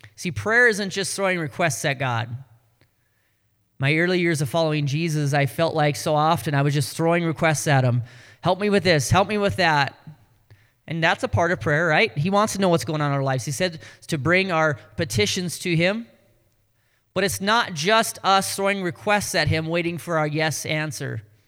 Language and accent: English; North Dakota, United States; accent: Canadian; now in Ames, United States; I'm from North Dakota, Southern Canada